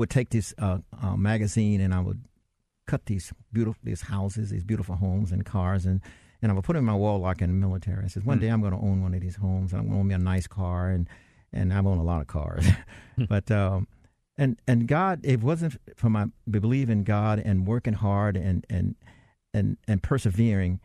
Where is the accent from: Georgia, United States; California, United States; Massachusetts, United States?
Georgia, United States; Atlanta; also born or lived in Dalton, Georgia; growing up in the South and suburbs of Atlanta and Linwood Park, which people ask me where I'm from, I said Linwood Park.